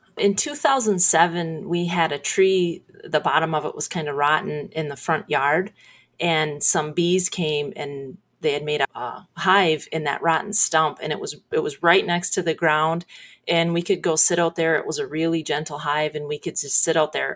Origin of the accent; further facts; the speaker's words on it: Sebring, United States; I'm from Sebring. I grew up just outside of Sebring